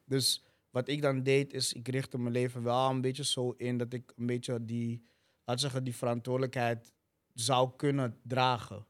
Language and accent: Dutch; Amsterdam, North Holland, Netherlands; Ik ben in Zuidoost opgegroeid.